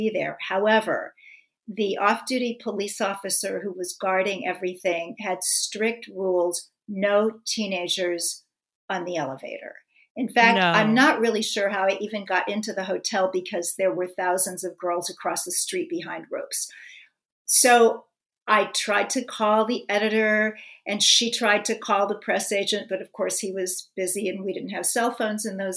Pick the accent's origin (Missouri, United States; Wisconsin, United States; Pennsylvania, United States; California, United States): Missouri, United States; Kansas City; my hometown, Kansas City